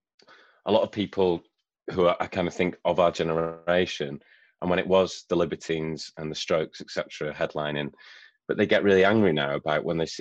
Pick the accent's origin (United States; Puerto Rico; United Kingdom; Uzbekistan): United Kingdom; Shrewsbury, West Midlands; We were playing pubs in Shrewsbury, my hometown.